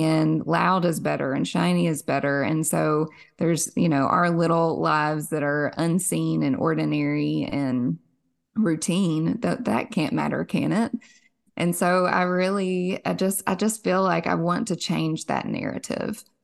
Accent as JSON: {"language": "English", "town": "Somerset", "region": "Kentucky", "country": "United States", "tie": "born or raised there", "said": "born and raised in Kentucky. Our claim to fame here in Somerset"}